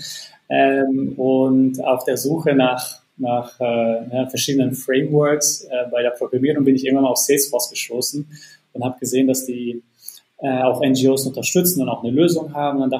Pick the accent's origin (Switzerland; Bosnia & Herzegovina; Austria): Bosnia & Herzegovina; also born or lived in United States; now in Germany; Äh, ich komme eigentlich ursprünglich nicht aus Deutschland, sondern ähm, aus Bosnien und habe einen Werdegang äh, von Bosnien über Deutschland, Amerika und wieder zurück ähm, nach Deutschland gemacht